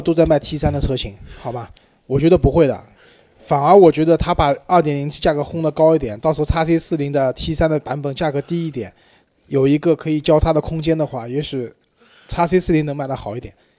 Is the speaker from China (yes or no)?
yes; China; 我们中国人买车啊，还是还是以大为美的